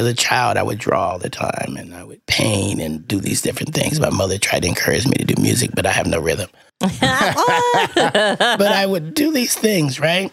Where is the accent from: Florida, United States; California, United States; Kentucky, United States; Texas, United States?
California, United States; Berkeley; also born or lived in Los Angeles / New York / St. Louis; I was born and raised in Berkeley